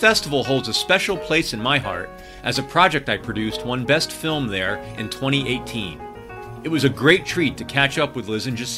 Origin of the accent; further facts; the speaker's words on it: East Coast, United States; moved away as an adult; also born or lived in New York; now in Seattle, United States; I'm from the East Coast originally, but I'm in Seattle now